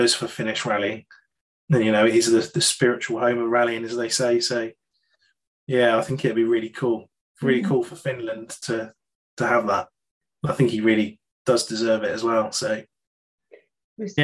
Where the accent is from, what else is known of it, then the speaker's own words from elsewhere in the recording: United Kingdom; being a Brit